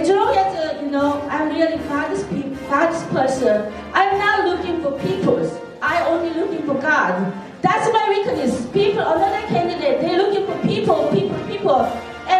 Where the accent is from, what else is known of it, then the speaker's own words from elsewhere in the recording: Seoul, South Korea; English is a second language; moved away as an adult; now in United States; I am immigrant from Seoul, Korea, My age, 24 years old. I've been in America, 28 years